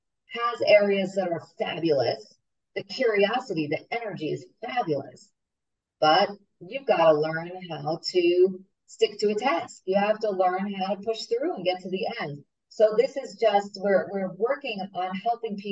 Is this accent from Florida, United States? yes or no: no; New York, United States; moved away; I'm from New York